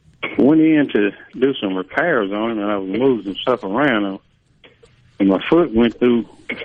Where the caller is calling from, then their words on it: Clarksdale, Mississippi, United States; Near Clarksdale.